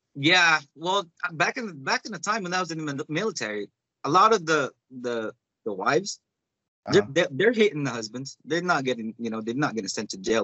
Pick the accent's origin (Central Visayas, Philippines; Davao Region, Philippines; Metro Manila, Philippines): Davao Region, Philippines; Davao City; now in United States; I'm from Davao